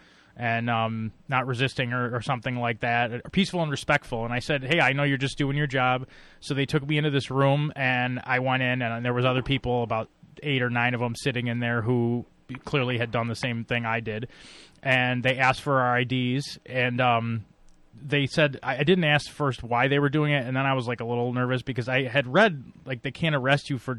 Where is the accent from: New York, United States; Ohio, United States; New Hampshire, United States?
New York, United States; Buffalo; I'm from Buffalo